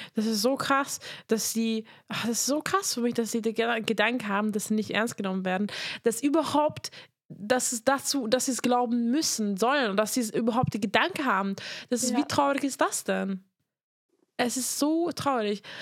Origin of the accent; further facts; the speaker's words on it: Hungary; moved away; ich komme aus Ungarn